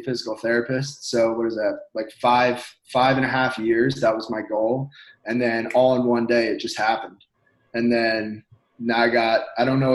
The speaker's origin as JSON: {"language": "English", "town": "Westfield", "region": "New Jersey", "country": "United States", "also_born_or_lived": "Philadelphia, Pennsylvania", "moved": "as an adult", "lives_now": "Pennsylvania, United States", "said": "I'm from New Jersey. I'm from Westfield, New Jersey"}